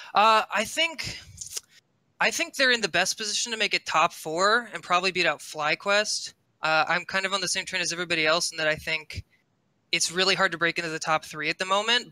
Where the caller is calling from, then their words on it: St. Louis, Missouri, United States; I'm calling from St. Louis, Missouri